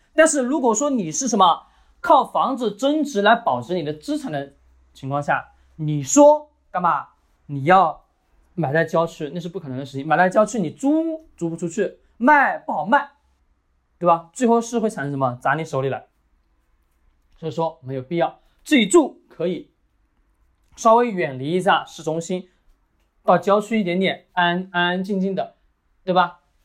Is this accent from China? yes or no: yes; China; 我们中国人